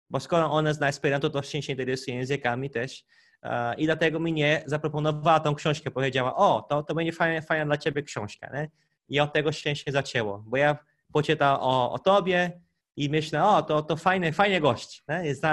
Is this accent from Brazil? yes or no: yes; Brazil; Polish is a second language; pochodzę z Brazylii, tak jak mój kolega Konrad e, Wam powiadał